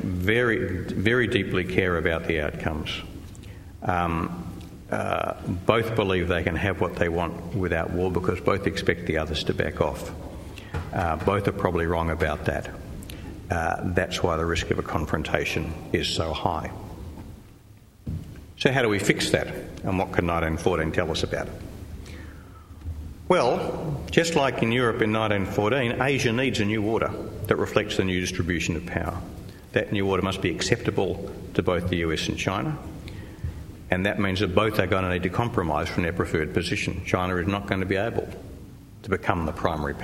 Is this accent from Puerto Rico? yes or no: no; Australia; I'm an Australian